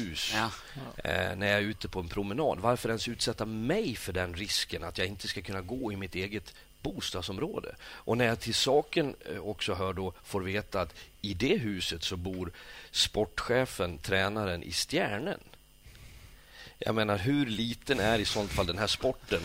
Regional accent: Sweden; now in Norway; jag som kommer som svensk

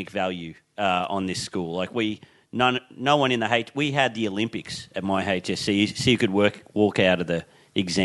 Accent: near Moree, New South Wales, Australia; also born or lived in Tamworth, Australia; I grew up an hour out of Moree in a town called Boomai

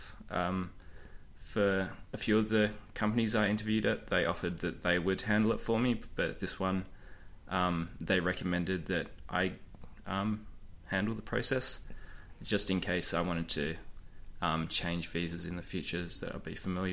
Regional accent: Australia; moved away as an adult; now in Austria; I moved to Austria from Australia about a year ago

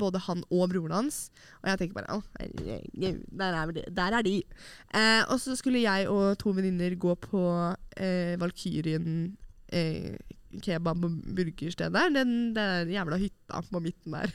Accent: Oslo, Norway; moved away as an adult; mine nære og kjære hjemme i Oslo

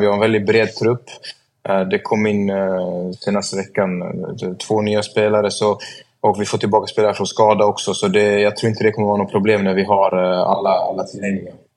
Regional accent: Sweden; moved away as an adult; also born or lived in Norway; Det är ju mitt land ändå och jag har alla mina vänner här

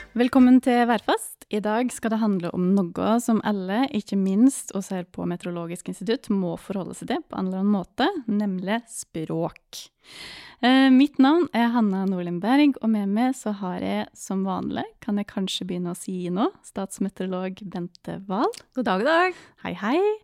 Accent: Gudbrandsdalen, Innlandet, Norway; der jeg kommer fra

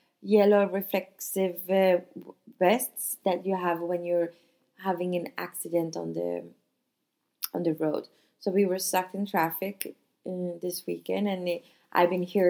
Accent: Sweden; now in Nice, France

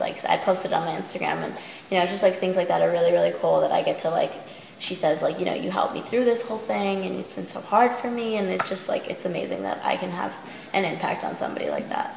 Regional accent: Long Island, New York, United States; now in Los Angeles, United States; Long Island's a crazy place

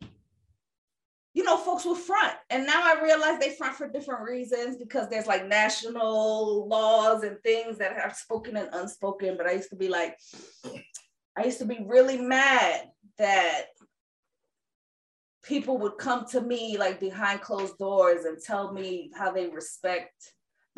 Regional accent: New York, United States; as a New Yorker that had friends with queer folks

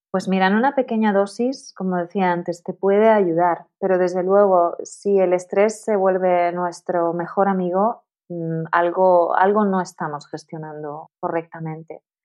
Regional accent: Tenerife, Canary Islands, Spain; moved away as an adult; also born or lived in Madrid; me mudé a Madrid porque yo soy de Tenerife

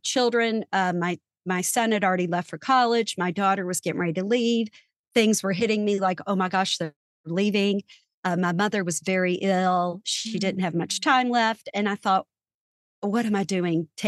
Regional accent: small town outside Louisville, Kentucky, United States; I grew up in Kentucky, in a small town right outside of Louisville, Kentucky.

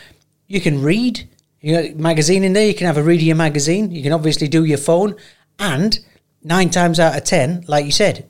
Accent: England, United Kingdom; moved away; growing up in England

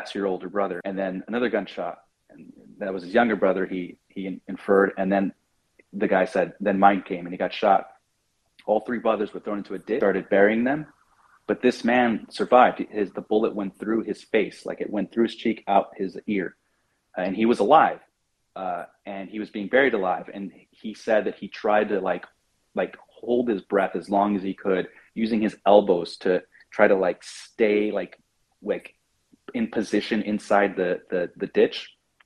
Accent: United States; I'm an American journalist

